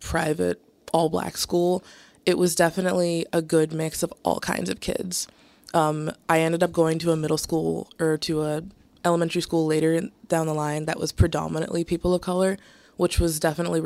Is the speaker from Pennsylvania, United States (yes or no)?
no; right outside of Atlanta, Georgia, United States; moved away as an adult; now in Boston, United States; I'm from right outside of Atlanta